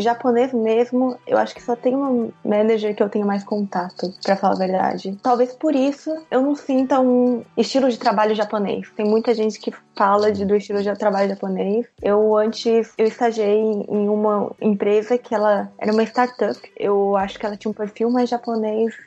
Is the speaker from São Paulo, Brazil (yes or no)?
yes; São Paulo, Brazil; moved away as an adult; also born or lived in São José dos Campos, Brazil / Saitama, Japan; now in Japan; Eu sou de São Paulo, no Brasil